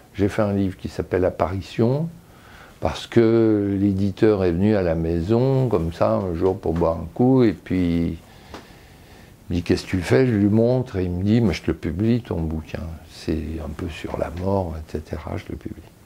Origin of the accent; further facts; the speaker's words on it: Lyon, Auvergne-Rhône-Alpes, France; now in Paris, France; Je viens de Lyon, non pas d'une vieille famille lyonnaise, je dirais, mais d'une demi-famille lyonnaise